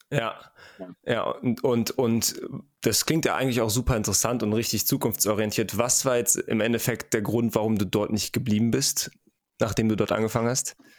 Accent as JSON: {"language": "German", "country": "Germany", "said": "bei uns in Deutschland"}